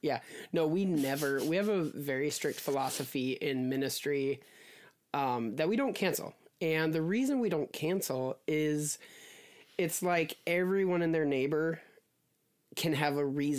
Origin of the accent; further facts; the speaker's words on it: Midwest, United States; moved away as an adult; also born or lived in Alaska; now in Texas, United States; we're from up north. We grew up in the Midwest. We spent 15 years in Alaska.